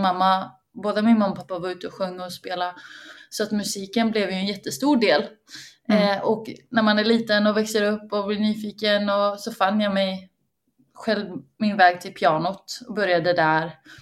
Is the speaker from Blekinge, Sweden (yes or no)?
no; Uppsala, Uppsala County, Sweden; När jag växte upp i Uppsala